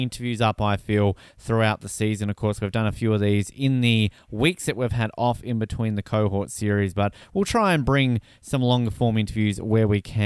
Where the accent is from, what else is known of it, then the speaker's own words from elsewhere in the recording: Australia; now in Canada; As an Australian